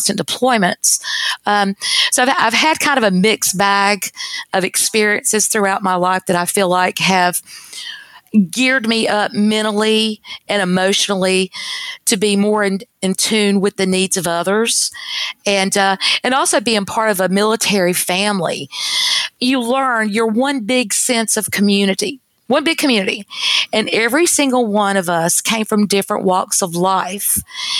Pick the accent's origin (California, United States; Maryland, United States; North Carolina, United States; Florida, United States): North Carolina, United States; moved away as an adult; now in Texas, United States; my home state is North Carolina